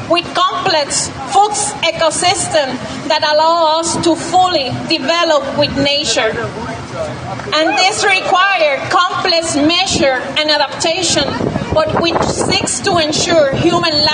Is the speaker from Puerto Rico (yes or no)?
yes; Puerto Rico; I'm from Borinquen, Puerto Rico, agroecological peasant, activist, and member of the National Coordination of Organización Boricua, that is part of La Vía Campesina.